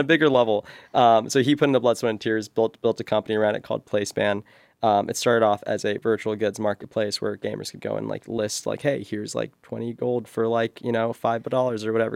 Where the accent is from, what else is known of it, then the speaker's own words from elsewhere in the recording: Bay Area, California, United States; growing up in the Bay Area